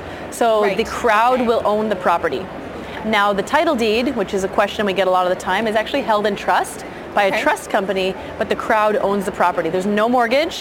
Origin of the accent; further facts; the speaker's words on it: Burlington, Ontario, Canada; moved away as an adult; also born or lived in Australia / United Kingdom; now in Vancouver, Canada; I'm from Burlington, born and raised, went to Waterloo University